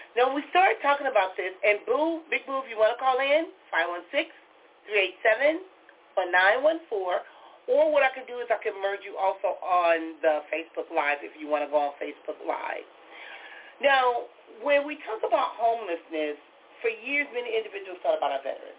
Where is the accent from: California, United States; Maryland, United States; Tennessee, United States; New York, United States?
California, United States; Compton; growing up in Compton, we had Skid Row